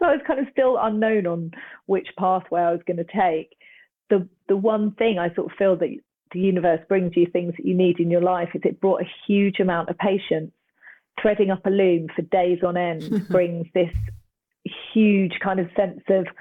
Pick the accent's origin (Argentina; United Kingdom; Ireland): United Kingdom; Cambridge, East of England; I'm originally from Cambridge, which is a university town.